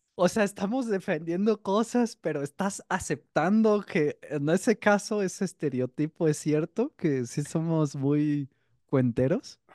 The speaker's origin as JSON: {"language": "Spanish", "country": "Mexico"}